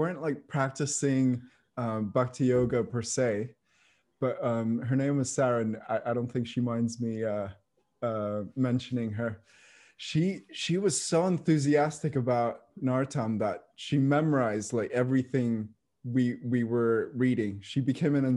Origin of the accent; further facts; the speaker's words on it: Mayapur, West Bengal, India; I was growing up in Mayapur